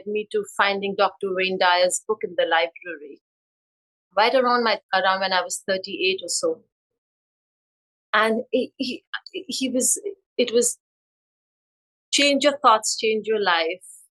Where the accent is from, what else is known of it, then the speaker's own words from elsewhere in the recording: India; moved away as an adult; now in United States; I was born and raised in India